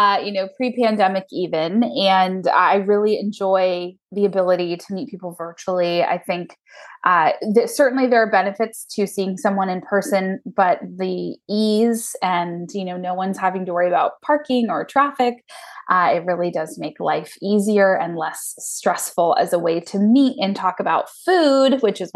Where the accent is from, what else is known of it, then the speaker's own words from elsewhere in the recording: Lake Stevens, Washington, United States; also born or lived in Snohomish / Edmonds; I grew up in Snohomish, or I was, you know, born there, moved to Lake Stevens for my school years, and then now live in Edmonds. So I'm a native, a unicorn, as it were, in the Seattle area.